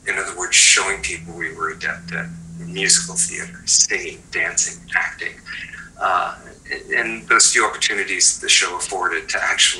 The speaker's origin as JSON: {"language": "English", "country": "Japan", "tie": "born there", "said": "I was born in Japan. My mother was a Japanese national."}